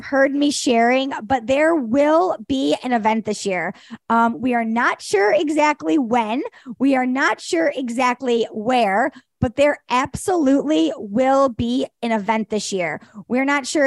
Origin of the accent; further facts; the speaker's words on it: Detroit, Michigan, United States; my hometown of Detroit